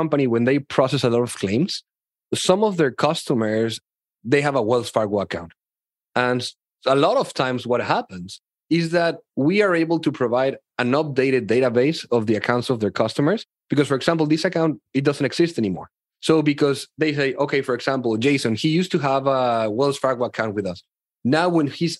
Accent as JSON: {"language": "English", "country": "Mexico", "tie": "born or raised there", "said": "I grew up in Mexico right here."}